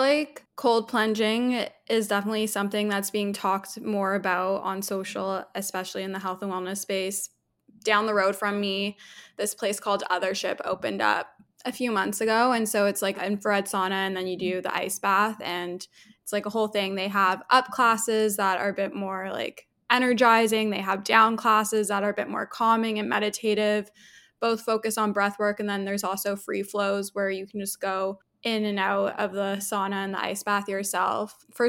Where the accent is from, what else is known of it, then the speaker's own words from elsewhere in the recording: Toronto, Ontario, Canada; Yeah, so I'm from Toronto, Canada. My parents are originally from South Africa. They immigrated here in 1990, and I was born here, raised here